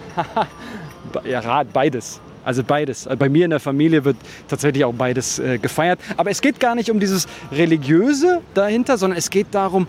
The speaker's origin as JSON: {"language": "German", "region": "Berlin", "country": "Germany", "said": "zwei starke Personen, die die ja aus diesem Bezirk kommen"}